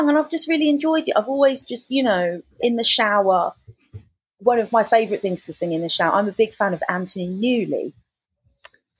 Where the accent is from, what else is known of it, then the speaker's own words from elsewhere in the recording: London, United Kingdom; Romford or wherever I grew up in London